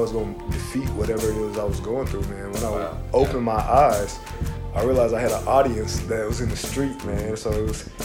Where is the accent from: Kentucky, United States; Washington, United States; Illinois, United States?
Illinois, United States; Chicago; the everyday pressures that we were facing growing up in Chicago